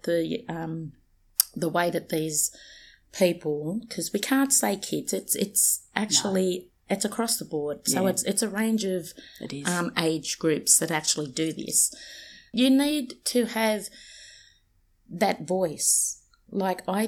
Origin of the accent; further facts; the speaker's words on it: Sydney, New South Wales, Australia; moved away as an adult; also born or lived in Peak Hill, New South Wales; now in Central Coast, Australia; I'm actually from Redfern, but I was born in a little town called Peak Hill. So I'm literally well and truly off country. I'm a Wiradjuri woman that lived in Redfern for the you know, the majority of my life.